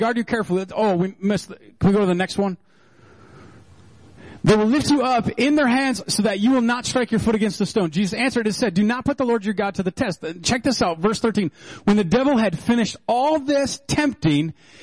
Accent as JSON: {"language": "English", "region": "Minnesota", "country": "United States", "said": "We're so Minnesotan"}